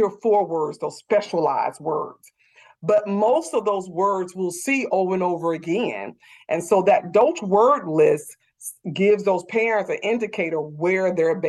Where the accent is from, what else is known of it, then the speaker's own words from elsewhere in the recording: the South, United States; I'm from the South